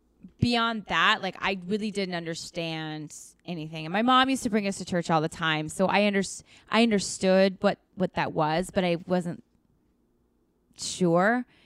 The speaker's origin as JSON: {"language": "English", "town": "Seattle", "region": "Washington", "country": "United States", "tie": "born or raised there", "said": "I grew up, so I was an Army brat. So I grew up all around, but mm-hmm. mostly in Seattle, Washington."}